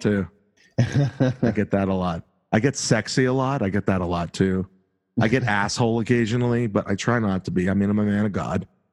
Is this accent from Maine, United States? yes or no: no; Boston, Massachusetts, United States; accent: Boston; my Boston accent, which I don't think is too bad